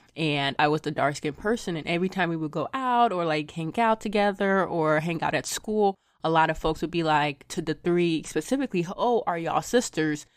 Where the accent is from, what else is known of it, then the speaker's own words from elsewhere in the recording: Lagos, Nigeria; moved away; I was not born here. I was born in Lagos, Nigeria